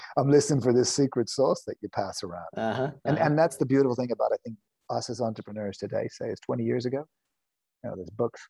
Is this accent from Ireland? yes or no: yes; Ireland; moved away; I'm Irish.